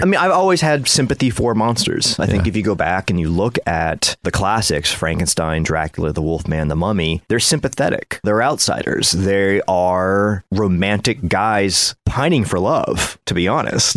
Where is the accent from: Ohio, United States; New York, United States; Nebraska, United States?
Ohio, United States; I was a half Asian kid growing up in Ohio